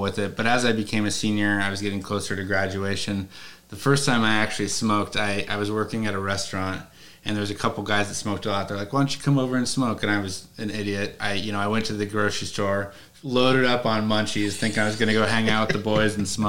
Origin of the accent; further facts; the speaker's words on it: Spokane, Washington, United States; also born or lived in Seattle, Washington; now in New York, United States; Spokane, where I grew up.